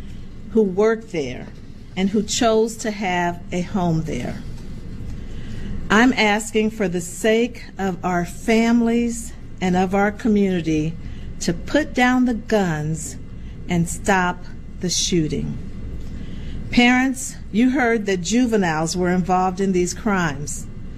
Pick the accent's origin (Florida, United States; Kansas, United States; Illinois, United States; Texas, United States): Illinois, United States; Peoria; As many of you know, I grew up on the South Side of Peoria. My family still lives there.